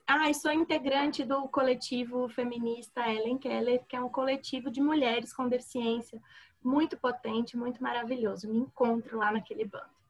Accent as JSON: {"language": "Portuguese", "region": "Minas Gerais", "country": "Brazil", "said": "Sou mineira"}